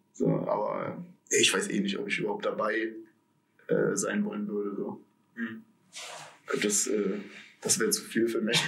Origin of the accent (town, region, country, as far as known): Aachen, North Rhine-Westphalia, Germany; born or raised there